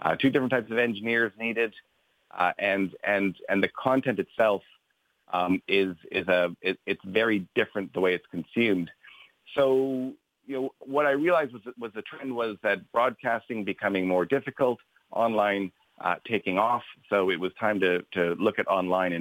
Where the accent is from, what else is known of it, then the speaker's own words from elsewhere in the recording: Canada; moved away as an adult; also born or lived in London; now in Ireland; As you can tell by my accent, I'm not local. I grew up in Canada